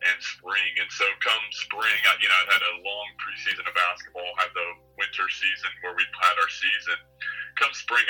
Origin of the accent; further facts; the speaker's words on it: Nebraska, United States; moved away as an adult; also born or lived in Florida / Arizona; now in Australia; growing up in Nebraska